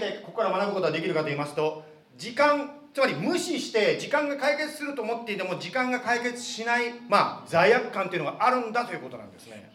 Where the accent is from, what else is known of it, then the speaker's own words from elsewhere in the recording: Japan; now in Arizona, United States; 私はあの日本で 生 まれて日本で育ったもの